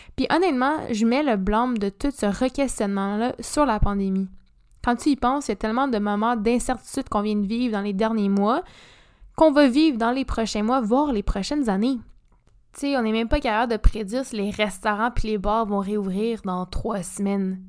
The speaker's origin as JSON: {"language": "French", "town": "Montreal", "region": "Quebec", "country": "Canada", "moved": "as an adult", "lives_now": "Sherbrooke, Canada", "said": "je viens de Montréal ou HEC"}